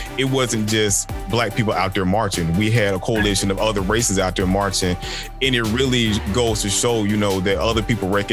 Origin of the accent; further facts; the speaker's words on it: Macon, Georgia, United States; both of us from Macon